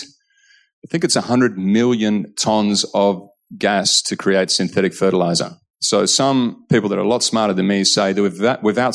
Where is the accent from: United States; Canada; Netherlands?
Netherlands; also born or lived in Monbulk, Victoria, Australia; now in Australia; growing up in Holland